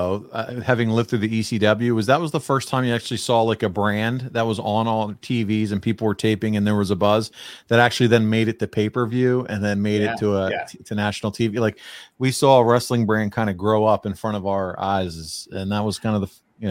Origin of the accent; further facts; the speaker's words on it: Maryland, United States; moved away as an adult; now in Reading, Pennsylvania, United States; So originally grew up outside in Maryland, born and raised in Maryland, and but was halfway between Philadelphia and Baltimore.